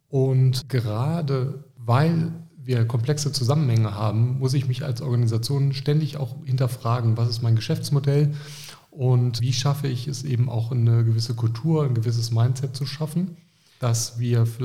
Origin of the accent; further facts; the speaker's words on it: Düsseldorf, North Rhine-Westphalia, Germany; Wer mich kennt, der weiß, ich bin Düsseldorfer